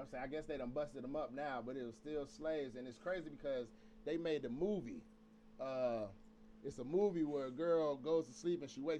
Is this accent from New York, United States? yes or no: no; Atlanta, Georgia, United States; I'm from Atlanta